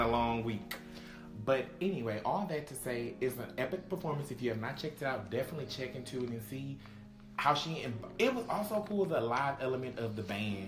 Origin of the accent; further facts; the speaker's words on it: Texas, United States; I'm from Texas